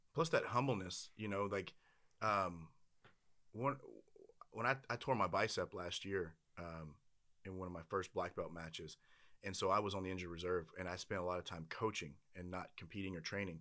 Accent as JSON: {"language": "English", "region": "Louisiana", "country": "United States", "said": "I'm from Louisiana"}